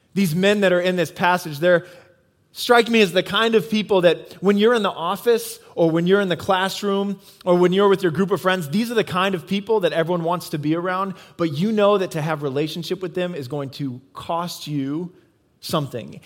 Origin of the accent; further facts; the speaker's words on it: Midwest, United States; moved away; I come from the Midwest